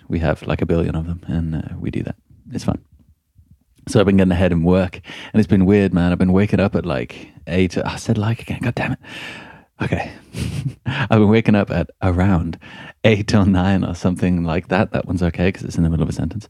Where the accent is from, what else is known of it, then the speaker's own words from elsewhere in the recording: Midlands, United Kingdom; moved away; I'm from the Midlands.